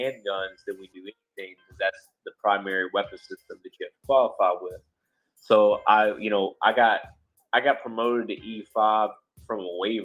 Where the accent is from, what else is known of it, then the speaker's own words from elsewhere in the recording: Georgia, United States; I grew up in Georgia